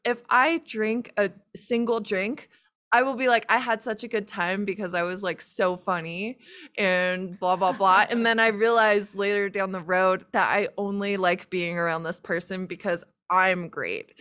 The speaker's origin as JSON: {"language": "English", "country": "United States", "said": "I'm American"}